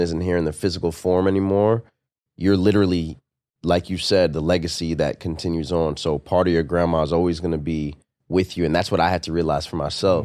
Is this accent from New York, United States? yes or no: yes; New York, United States; I'm from New York, born and raised in New York